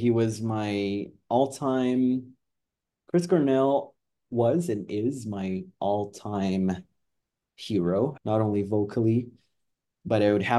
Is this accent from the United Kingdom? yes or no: no; Canada; as a Canadian, I also have a very deep love for ….